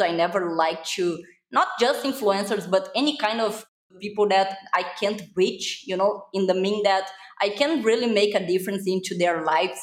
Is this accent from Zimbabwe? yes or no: no; Brazil; English is a second language; I am from Brazil, so my accent is kind of super weird if people can really know where it's from. So it's Brazil